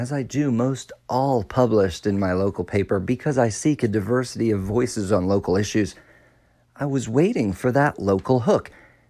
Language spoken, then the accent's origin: English; Seattle, Washington, United States; moved away; also born or lived in San Francisco; I was born in Seattle, and in 2016, I decided to move back and build a house.